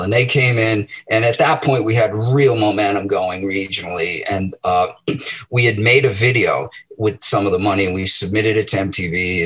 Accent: Medford, Massachusetts, United States; I was born in Medford, and um, you know, I I grew up there

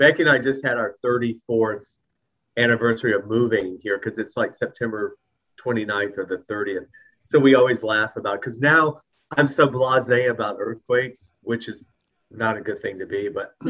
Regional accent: the South, United States; accent: southern; But seeing my southern accent has gotten thicker and thicker since we've been talking.

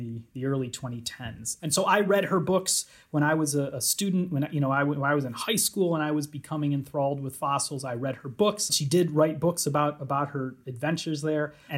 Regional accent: Chicago, Illinois, United States; moved away as an adult; now in Edinburgh, United Kingdom; I'm American. I grew up around Chicago, but I've been for about the past decade here at the University of Edinburgh in Scotland

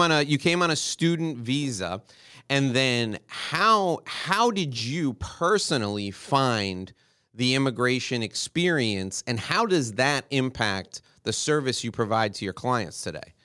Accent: New York City, New York, United States; now in Miami, United States; Where I grew up in New York City

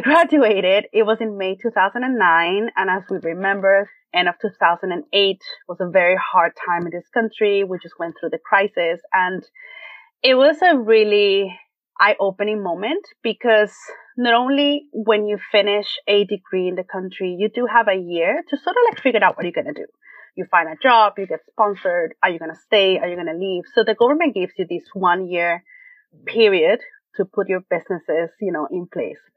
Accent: Venezuela; English is a second language; moved away as an adult; now in United States; I born and raised in Venezuela, South America, came to the United States 13 years ago for a graduate program at Parsons.

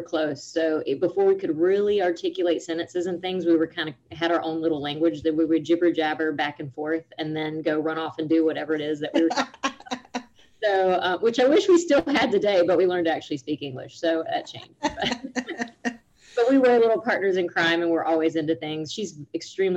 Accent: Panama City, Florida, United States; also born or lived in Grand Ridge, Florida; I'm from the Panama City area. I always say Panama City, but the Panama City area of Florida

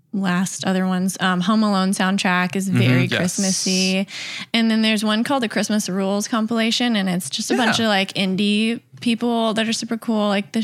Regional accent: Tennessee, United States; I'm from Tennessee

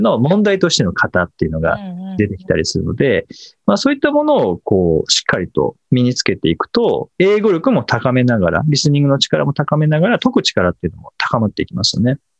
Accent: Kanagawa, Japan; 実家神奈川ですけど、神奈川でもたまに雪、はい、子供の頃は雪が降って

